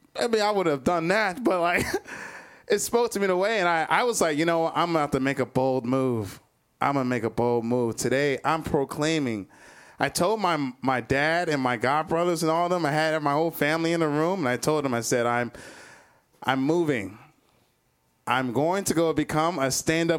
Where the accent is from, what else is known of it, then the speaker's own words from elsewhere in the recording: Cleveland, Ohio, United States; now in Chicago, United States; I'm from Cleveland, Ohio. I was born and raised in Cleveland.